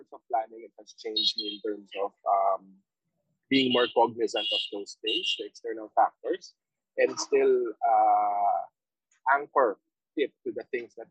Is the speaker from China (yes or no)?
no; Philippines; now in Vietnam; as a Filipino overseas